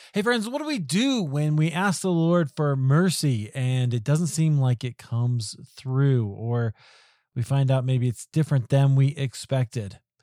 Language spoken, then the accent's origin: English; Iowa, United States; now in Denver, United States; I grew up in Iowa